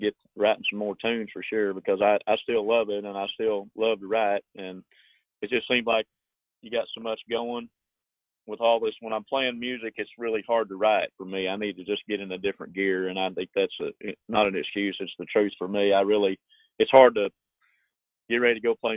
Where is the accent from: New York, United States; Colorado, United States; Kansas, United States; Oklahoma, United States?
Oklahoma, United States; Shawnee; also born or lived in Texas; I did a show with … last year in January in my hometown, and I had about 30 of my close Texas friends come up to my house in Shawnee